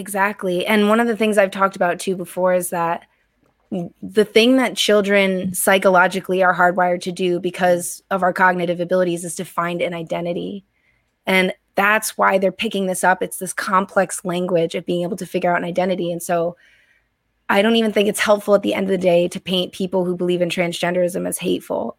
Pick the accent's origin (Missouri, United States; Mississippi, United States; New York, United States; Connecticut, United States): Connecticut, United States; moved away; I grew up in Connecticut originally